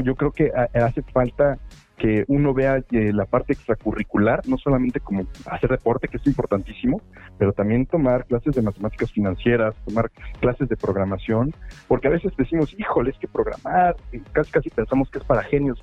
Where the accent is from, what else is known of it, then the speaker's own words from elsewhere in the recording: Puebla, Mexico; also born or lived in Mexico City; Yo, yo llevo toda mi vida viviendo en Puebla, pero nací en Ciudad de México.